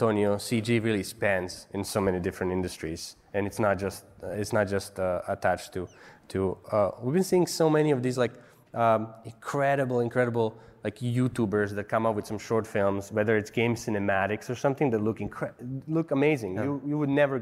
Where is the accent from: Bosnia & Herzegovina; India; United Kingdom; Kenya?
Bosnia & Herzegovina; moved away as an adult; also born or lived in Serbia; now in United States; I was born in Bosnia. I lived in Serbia. I moved here when I was 20